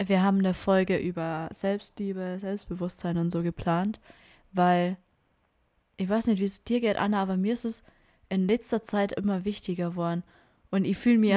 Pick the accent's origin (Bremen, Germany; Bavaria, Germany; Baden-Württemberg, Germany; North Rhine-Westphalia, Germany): Bavaria, Germany; ich bin aus Bayern